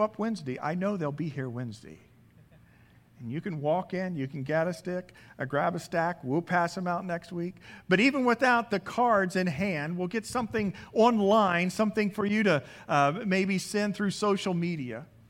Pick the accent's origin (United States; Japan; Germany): United States; around Indianapolis; moved away as an adult; now in California, United States; Growing up in Indianap- in Indiana, around Indianapolis